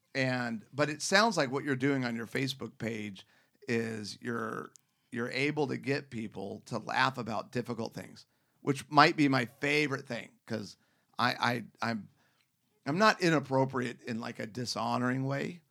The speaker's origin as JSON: {"language": "English", "town": "Scottsdale", "region": "Arizona", "country": "United States", "tie": "born or raised there", "said": "I grew up in Scottsdale, Phoenix"}